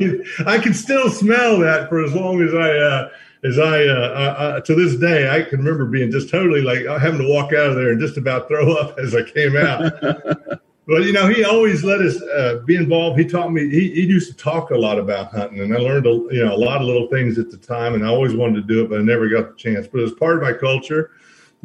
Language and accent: English; North Carolina, United States; growing up in the Smoky Mountains